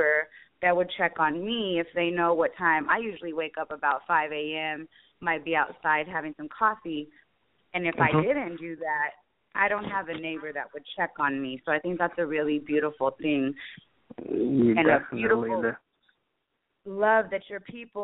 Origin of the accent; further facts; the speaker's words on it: United States; I'm originally from the States